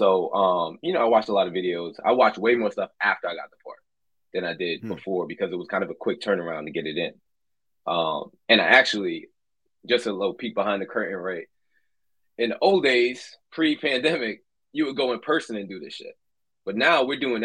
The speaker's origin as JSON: {"language": "English", "town": "New York City", "region": "New York", "country": "United States", "moved": "as an adult", "lives_now": "Los Angeles, United States", "said": "I'm from Brooklyn, New York. My parents are Trinidadian."}